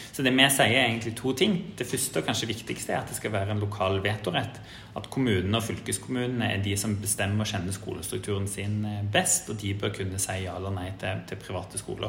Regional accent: Stavanger, Rogaland, Norway; jeg er jo fra Rogaland og født og oppvokst i Stavanger

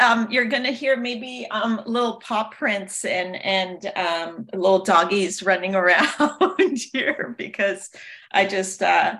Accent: Toronto, Ontario, Canada; English is a second language; also born or lived in Greece; I was born in Greece, and my parents then moved to Toronto, Canada, when I was about 4 or 5. And then I jumped right into school, which was very interesting because, I didn't speak the language.

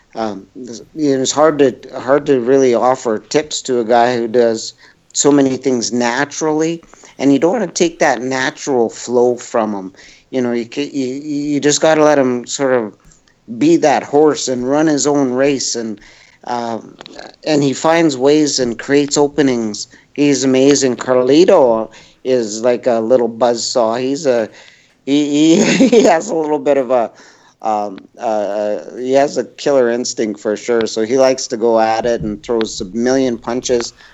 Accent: Edmonton, Alberta, Canada; my hometown

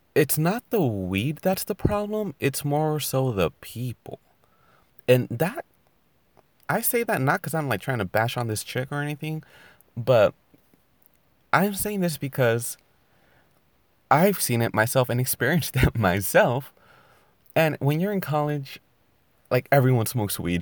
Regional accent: California, United States; I'm from California

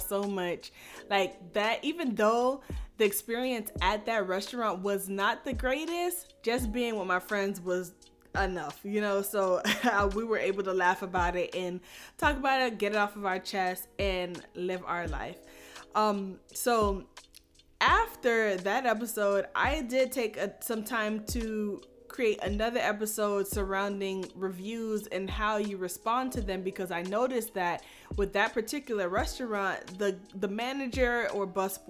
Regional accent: United States; my mom and my dad was born and raised in Haiti, moved to the States, and had me

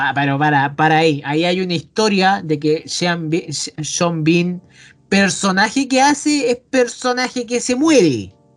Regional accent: Chile; Somos chilena.

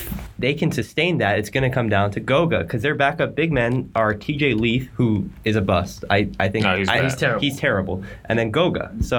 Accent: California, United States; my hometown in California

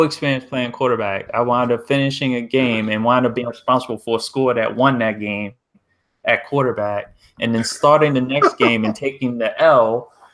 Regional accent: Columbia, Maryland, United States; where I grew up in Columbia, Maryland

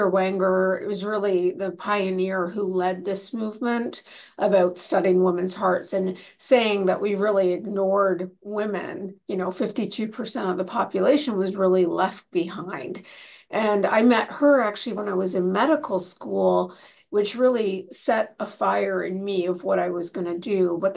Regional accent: Canada; moved away as an adult; now in United States; I came from Canada to the United States to do my residency and fellowship

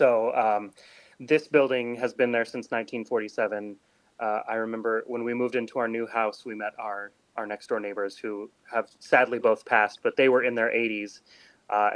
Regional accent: New Mexico, United States; also born or lived in Utah / Arizona; now in Clarksville, United States; originally, I'm from New Mexico. I haven't lived there in a long time, but I'm a fellow desert rat.

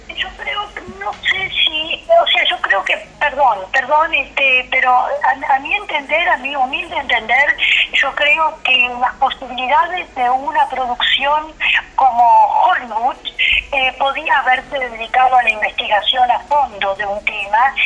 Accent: Argentina; Soy la única mujer judía argentina

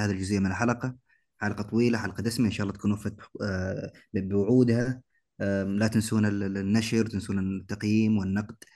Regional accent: Eastern Province, Saudi Arabia; من الشرقيه انا

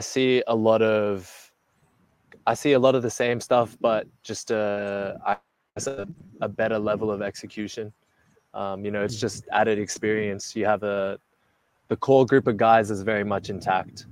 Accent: Melbourne, Victoria, Australia; moved away as an adult; also born or lived in Philippines; I was born and raised in Melbourne

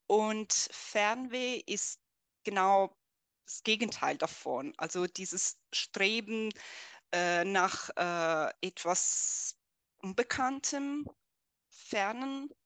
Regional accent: Italy; first language Italian; German is a second language; moved away as an adult; now in Germany; dann ging ich zurück zu meinem, zu meinem Heimatland, äh, also nach Italien.

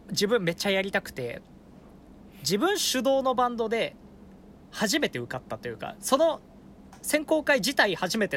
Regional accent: Fukushima, Japan; born or raised there

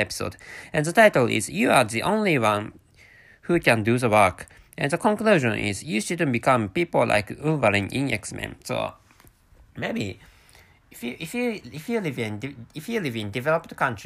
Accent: Japan; first language Japanese; English is a second language; my mother tongue is Japanese, and I work for a fairly huge Japanese company

